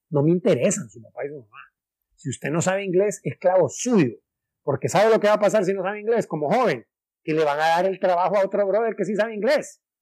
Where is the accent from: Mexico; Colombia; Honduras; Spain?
Honduras; Trinidad, Santa Bárbara; que yo soy de Orica, que soy de Trinidad Santa Bárbara